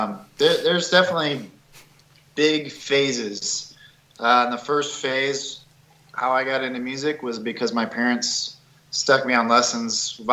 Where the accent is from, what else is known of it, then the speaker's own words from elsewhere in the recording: Bloomington, Illinois, United States; now in Nashville, United States; I grew up in Bloomington, Illinois.